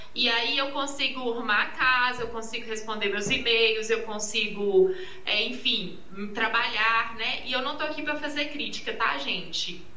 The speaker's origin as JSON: {"language": "Portuguese", "town": "Arcos", "region": "Minas Gerais", "country": "Brazil", "said": "sou aqui de Arcos, né? de Uma cidade do interior"}